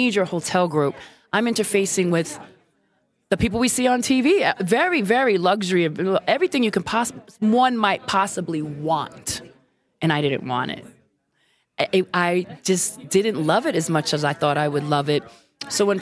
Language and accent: English; New York City, New York, United States; moved away as an adult; also born or lived in Puerto Rico (heritage); now in San Francisco, United States; I'm Brooklyn all day because I'm from Brooklyn, New York